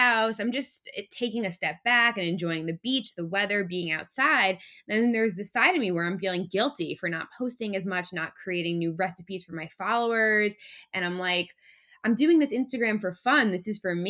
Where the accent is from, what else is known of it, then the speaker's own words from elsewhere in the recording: Long Island, New York, United States; now in New York City, United States; I currently live in New York City and I'm from Long Island, New York